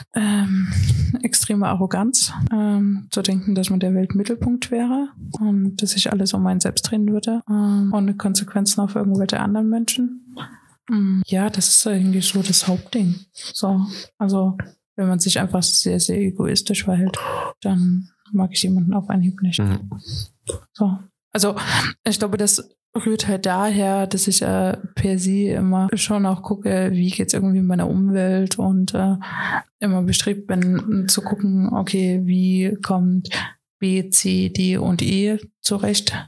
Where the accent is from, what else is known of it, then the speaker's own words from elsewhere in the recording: Riesa, Saxony, Germany; Ich komme aus Riesa